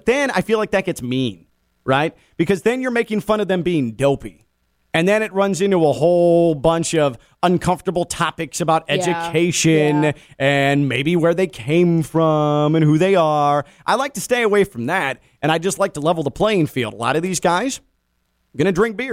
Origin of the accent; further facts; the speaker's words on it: Midwest, United States; I'm from the Midwest. It's bags. It's not cornhole